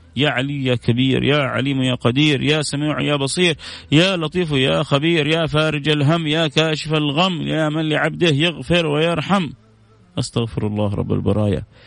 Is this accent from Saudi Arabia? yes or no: yes; Jeddah, Makkah Province, Saudi Arabia; وانا من جده انا من جده